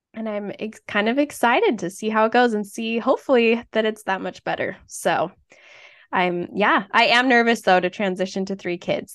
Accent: Utah, United States; moved away as an adult; now in Iowa, United States; I grew up in Utah, went to the same high school as Anna

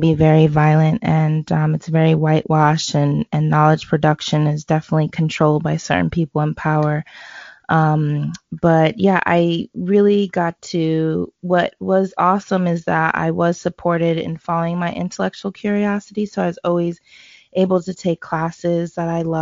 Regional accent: New York, United States; also born or lived in Boston / Jamaica; I was born in Boston. So I was raised in New York. But I got to go to Jamaica every summer, every year from birth.

